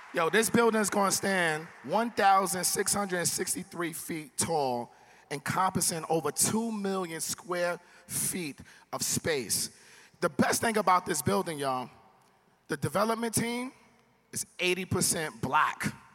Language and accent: English; New York City, New York, United States; I'm from New York